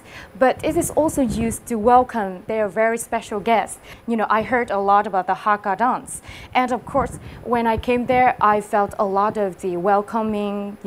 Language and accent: English; Hòa Bình, Vietnam; English is a second language; moved away; I come from Huabing, and it is a mountainous area.